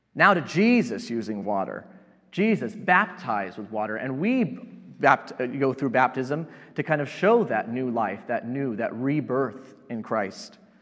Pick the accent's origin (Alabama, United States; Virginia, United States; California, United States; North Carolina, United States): California, United States; Yorba Linda; also born or lived in Placentia, California; I grew up in Southern California and uh, spent uh, most of my childhood and high school years here in Placentia, living in Yorba Linda